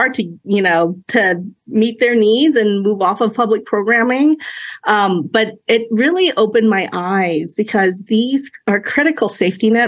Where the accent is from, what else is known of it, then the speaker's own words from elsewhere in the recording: Oakland, California, United States; first language Cantonese; English is a second language; also born or lived in China; we emigrated here when I was 2 years old. And I remember, you know, being young, being a transplant, living in Oakland off of Fruitvale